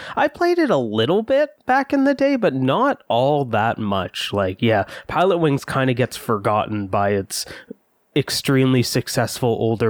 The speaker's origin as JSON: {"language": "English", "country": "Canada", "said": "And I'm Canadian"}